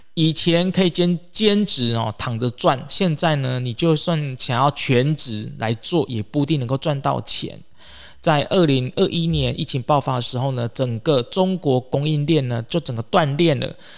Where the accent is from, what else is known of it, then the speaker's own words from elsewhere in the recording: Taiwan; 或者是这个我们台湾人哦